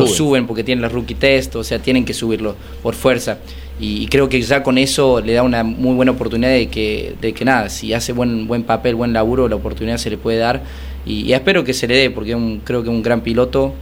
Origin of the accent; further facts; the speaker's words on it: Córdoba, Argentina; accent: cordobés; moved away as an adult; also born or lived in France; Y yo crecí en Córdoba, crecí en el campo